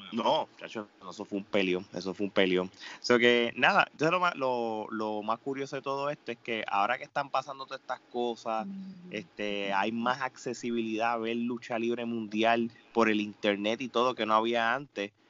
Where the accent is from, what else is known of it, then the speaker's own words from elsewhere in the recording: Puerto Rico; hablo de Puerto Rico porque yo soy de allá